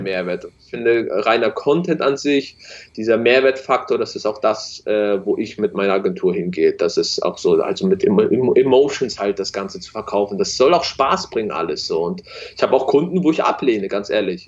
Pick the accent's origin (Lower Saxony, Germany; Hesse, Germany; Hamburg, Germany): Hamburg, Germany; bei uns in Hamburg